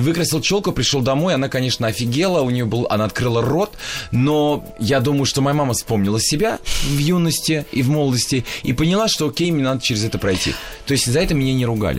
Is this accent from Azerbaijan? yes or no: yes; Baku, Azerbaijan; moved away; я родился в Баку